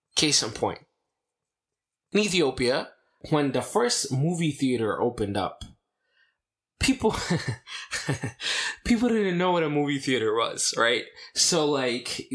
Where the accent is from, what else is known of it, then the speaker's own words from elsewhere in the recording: United States; growing up in America, in the Orthodox Church